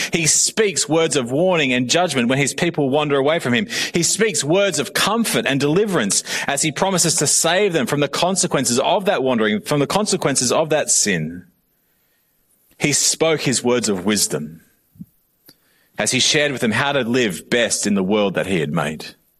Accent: Australia; I am also Australian.

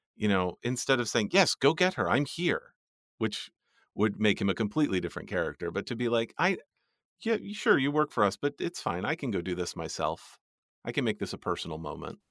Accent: United States; I'm an American

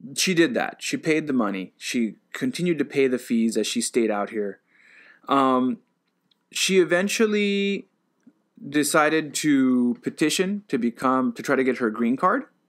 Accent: United States; now in Japan; I'm an American citizen

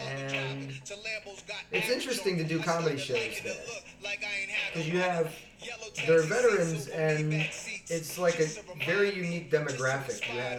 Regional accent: Cleveland, Ohio, United States; moved away; I'm from Cleveland

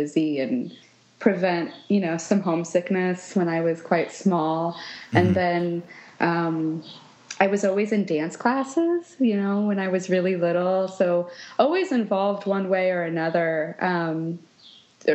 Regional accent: Kansas City, Missouri, United States; also born or lived in Scottsdale, Arizona; I grew up around the Kansas City, Missouri area, and that's where I live now

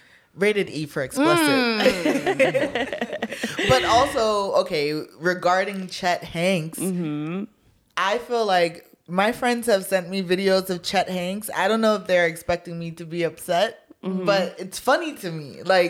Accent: Jamaica; That's where I was raised. Like, this is how I talk. This is, like, the culture I'm, like, immersed in. I'm Jamaican.

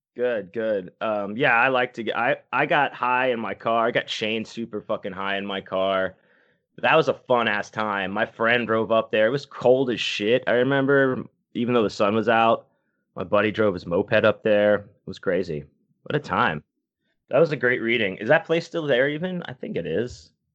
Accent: Texas, United States; I'm from Texas too

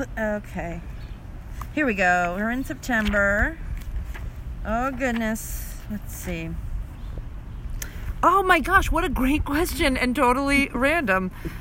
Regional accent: Connecticut, United States; I'm from Connecticut.

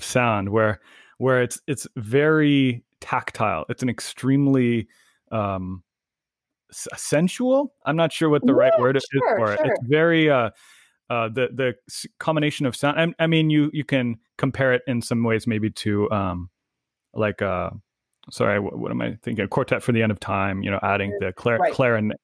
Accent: San Luis Obispo County, California, United States; my childhood home growing up in San Luis Obispo County

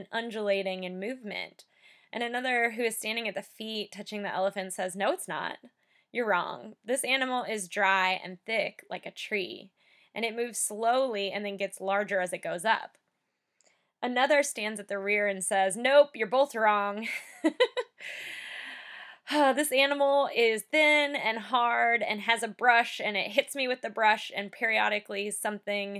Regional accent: United States; I'm from, you know, the United States

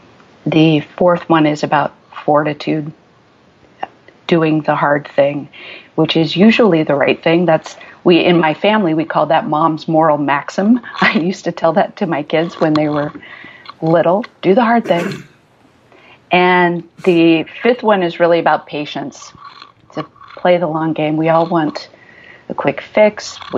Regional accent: Midwest, United States; also born or lived in Germany / Nebraska, United States / Illinois, United States; I was born abroad in Germany because my parents were stationed there, and then lived the first 12 years of my life in the Midwest, in Nebraska and southern Illinois

